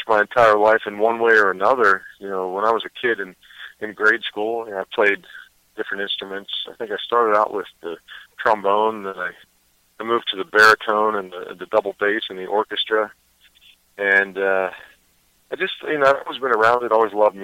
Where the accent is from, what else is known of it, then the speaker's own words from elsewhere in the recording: Pittsburgh, Pennsylvania, United States; also born or lived in Los Angeles; I am in Pittsburgh, Pennsylvania, my hometown